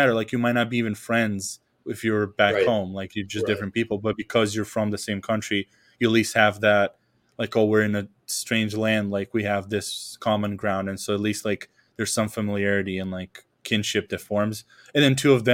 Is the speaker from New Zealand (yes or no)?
no; Serbia; first language Serbian; English is a second language; moved away as an adult; when there was like no one here from Serbia, like I just switched over to English and it was super easy. The freshman year, when I had someone from home here, it was like my accent was thicker.